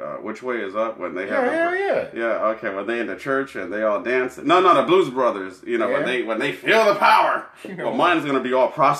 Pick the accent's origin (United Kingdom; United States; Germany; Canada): Canada; Oh, I loved it. I'm Canadian.